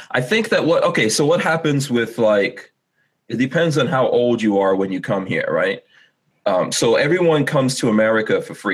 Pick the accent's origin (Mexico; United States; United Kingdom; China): United States; New York; I came from New York, and I came for a reason.